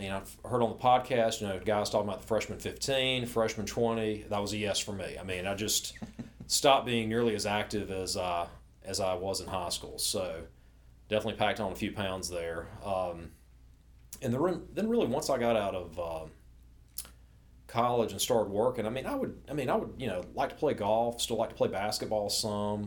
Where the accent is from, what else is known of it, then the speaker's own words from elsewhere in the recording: Winston-Salem, North Carolina, United States; I grew up in Winston-Salem, just west of Greensboro.